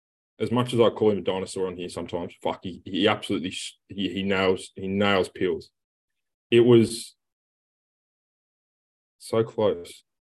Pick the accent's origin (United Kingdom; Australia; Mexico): Australia